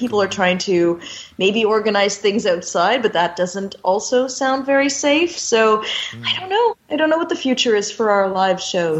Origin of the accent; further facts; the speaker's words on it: Canada; I live here, and I'm Canadian